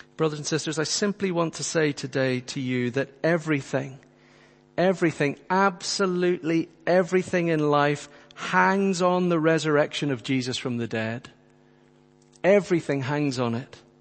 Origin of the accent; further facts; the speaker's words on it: Northern Ireland, United Kingdom; friends who I grew up with in Northern Ireland